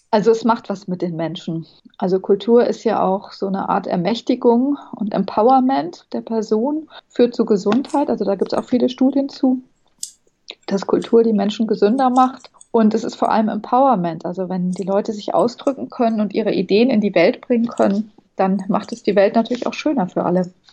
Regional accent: Bonn, North Rhine-Westphalia, Germany; moved away as an adult; also born or lived in Southern Germany / abroad; now in Berlin, Germany; Ich bin in Süddeutschland geboren und dann im Ausland und in Bonn aufgewachsen. In Bonn habe ich Abitur gemacht

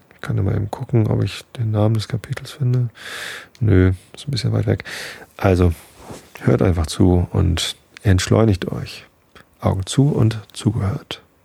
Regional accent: Hamburg, Germany; Bin doch Hamburger

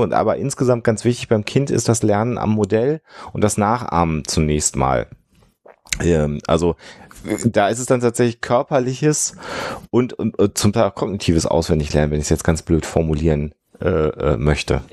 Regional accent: Düsseldorf, North Rhine-Westphalia, Germany; ich als Düsseldorfer

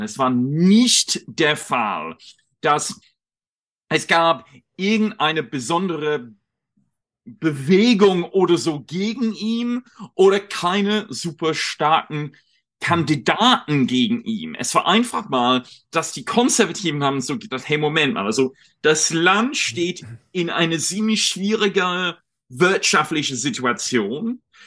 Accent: United Kingdom; German is a second language; moved away as an adult; now in Berlin, Germany; ich komme ursprünglich aus Großbritannien, ähm, wohne seit ein paar Jahren in Deutschland

